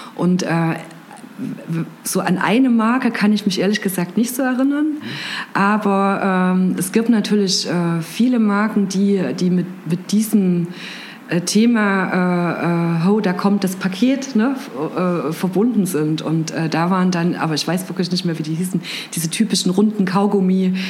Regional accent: Gera, Thuringia, Germany; now in Jena, Germany; bin aufgewachsen in Gera

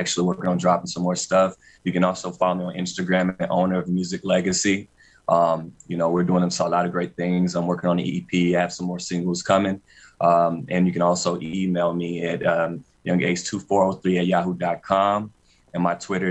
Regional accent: Hickory, North Carolina, United States; my hometown, Hickory, North Carolina

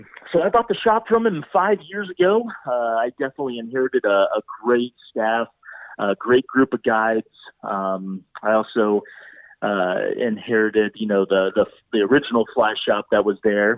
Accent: Oklahoma, United States; moved away as an adult; now in Breckenridge, United States; I grew up in Oklahoma

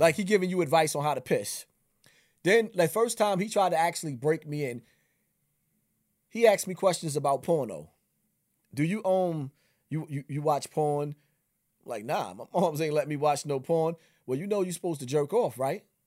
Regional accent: New York City, New York, United States; I'm from Bronx River

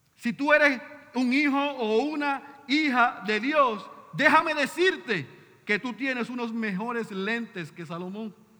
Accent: Puerto Rico; somos puertorriqueños

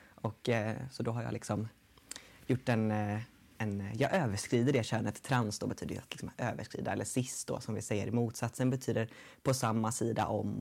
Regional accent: Gothenburg, Västra Götaland, Sweden; also born or lived in Dals Långed; jag kommer från Göteborg

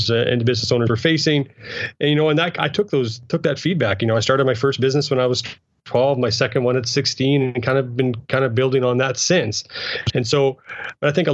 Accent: rural Saskatchewan, Canada; I grew up in rural Saskatchewan, actually, in a small town of about 400 people on a good day

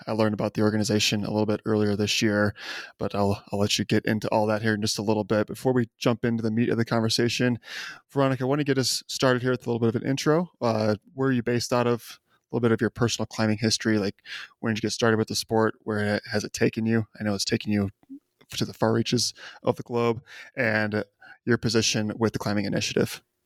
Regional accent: Chicago, Illinois, United States; I grew up in the Chicago area

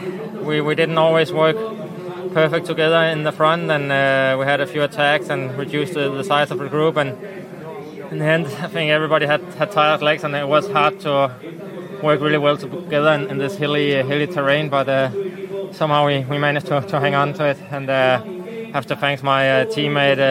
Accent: Denmark; I'm come from Denmark, so we don't have fields that big.

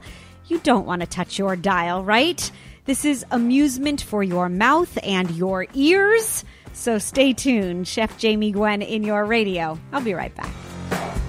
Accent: Los Angeles, California, United States; my hometown of Los Angeles, California, specifically Santa Monica

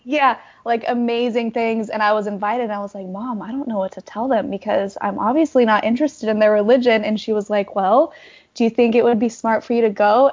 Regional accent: Tremonton, Utah, United States; I was born and raised in Utah, um, up in Tremonton

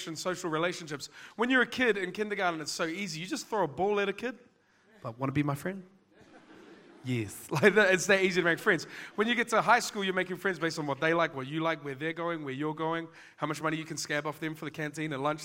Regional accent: Auckland, New Zealand; I'm from West Auckland

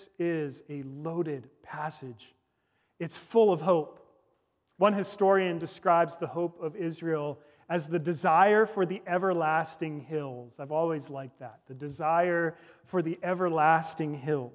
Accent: Victoria, British Columbia, Canada; I was born in Victoria, British Columbia, at the Royal Jubilee Hospital

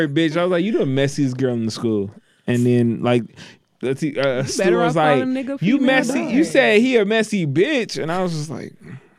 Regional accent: Detroit, Michigan, United States; I grew up on 7 in Van Dyke. Like, that's where my grandma's house was at.

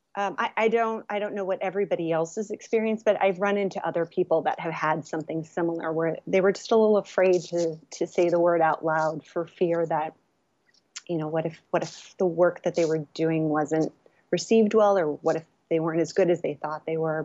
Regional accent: California, United States; also born or lived in Los Angeles; I was born here in California and, um, and then I went to U C L A. So I've been in Los Angeles area

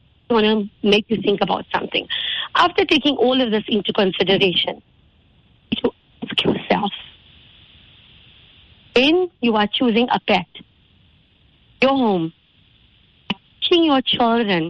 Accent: Indonesia; I grew up in Indonesia.

